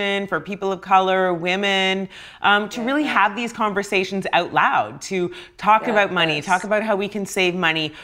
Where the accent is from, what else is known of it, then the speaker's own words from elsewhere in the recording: Ghana; moved away; I'm actually from Ghana. My dad is there